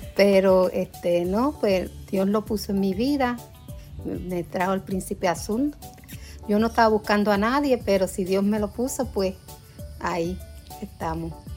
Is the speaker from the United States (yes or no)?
yes; New York, United States; yo nací en Nueva York de padres puertorriqueños